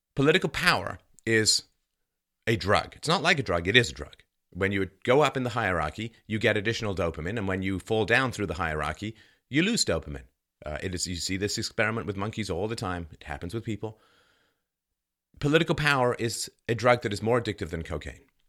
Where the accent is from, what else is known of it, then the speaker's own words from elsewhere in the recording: London, United Kingdom; moved away; I, half Irish, half German, and I grew up in London